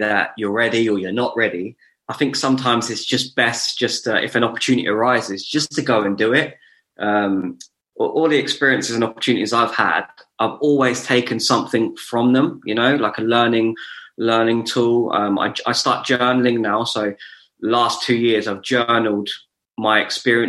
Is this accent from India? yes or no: no; Luton, East of England, United Kingdom; also born or lived in Bedford; being born and bred in Luton